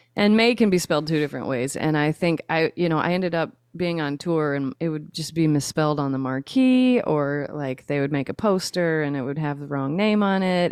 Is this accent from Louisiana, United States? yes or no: yes; Shreveport, Louisiana, United States; now in South Louisiana, United States; Shreveport, Louisiana is where I was born and raised